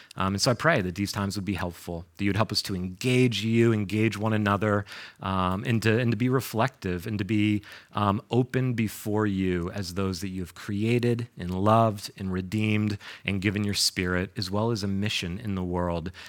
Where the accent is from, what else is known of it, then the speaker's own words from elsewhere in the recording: New York, United States; moved away as an adult; also born or lived in North Carolina / Boston; I grew up in New York